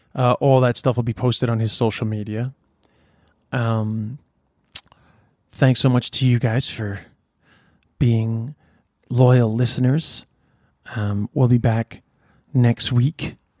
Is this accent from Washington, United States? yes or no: no; New York, United States; moved away as an adult; now in Ireland; I'm from Queens